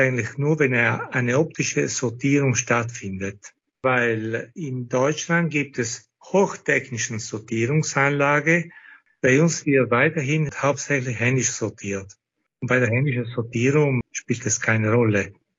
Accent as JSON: {"language": "German", "area": "South Tyrol", "region": "Trentino-Alto Adige", "country": "Italy", "said": "bei uns in Südtirol"}